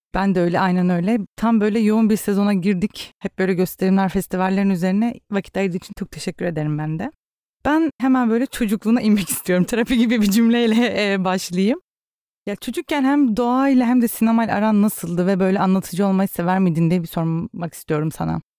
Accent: Rize Province, Turkey; Rize'de doğup büyüdüm

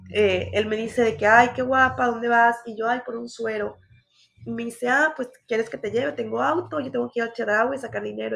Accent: Mexico; soy mexicana

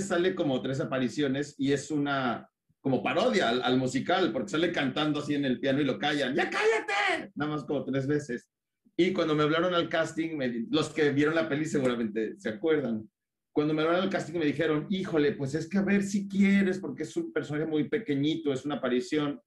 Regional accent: Naucalpan, State of Mexico, Mexico; Yo viví en satélite de niño toda mi vida

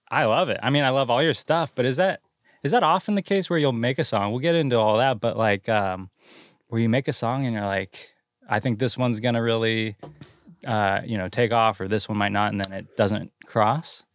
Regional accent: Santa Cruz, California, United States; here we are in Santa Cruz, my hometown

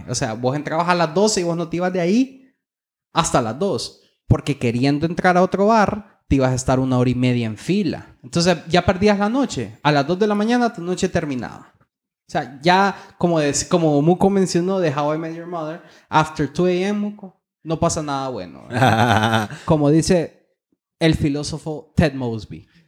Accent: Honduras; como hondureño

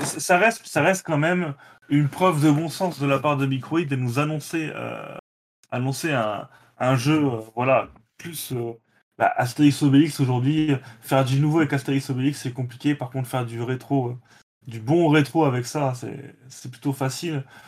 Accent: France; chez nous en France

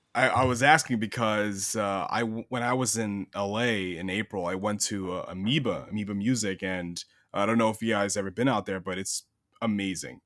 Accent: Long Island, New York, United States; I'm from Long Island originally

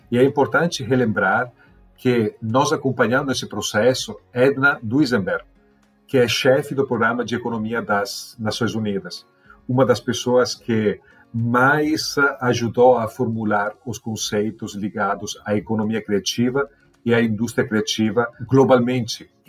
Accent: Italy; Portuguese is a second language; moved away as an adult; now in Brazil; Eu ainda estava na Itália, sou italiano. Era doutorando no Politécnico de Milão.

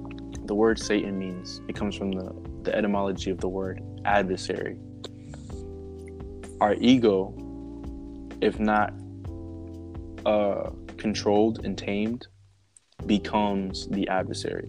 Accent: New Jersey, United States; I'm from New Jersey

